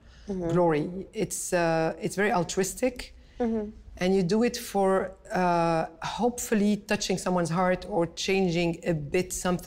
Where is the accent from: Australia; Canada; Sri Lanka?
Canada; I am Canadian, I am Lebanese. I'm passionate about these two countries